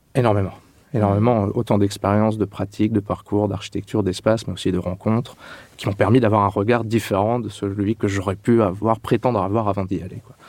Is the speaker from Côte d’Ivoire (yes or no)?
no; Châlons-en-Champagne, Grand Est, France; born or raised there; moved away as an adult; also born or lived in Clermont-Ferrand